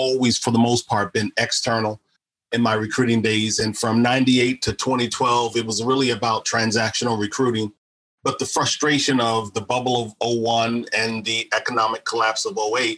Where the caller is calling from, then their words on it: Baltimore, Maryland, United States; I'm actually in Baltimore, Maryland, referred to as Charm City.